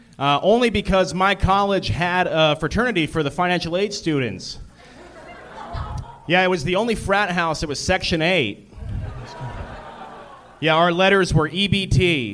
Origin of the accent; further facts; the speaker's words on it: Fayetteville, North Carolina, United States; moved away; Fayetteville, North Carolina.